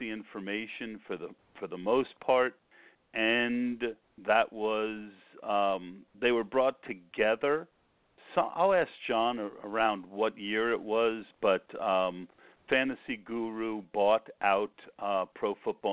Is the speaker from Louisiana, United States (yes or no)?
no; New Jersey, United States; I grew up in New Jersey, and I was a big listener to the WFAN back then